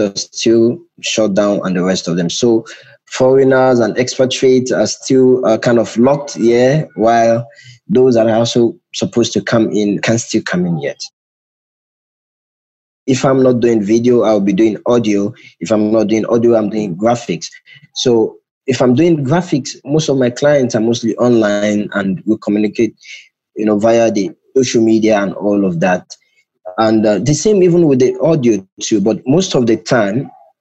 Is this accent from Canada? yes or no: no; Nigeria; moved away as an adult; now in Accra, Ghana; I'm currently speaking from Accra, Ghana. I'm originally from Nigeria. I've just moved into Ghana very recently